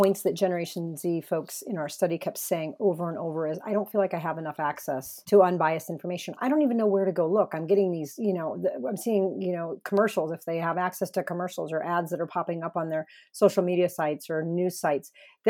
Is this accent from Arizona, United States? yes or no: yes; Arizona, United States; I appreciate that in my home state of Arizona, we get this great mailer.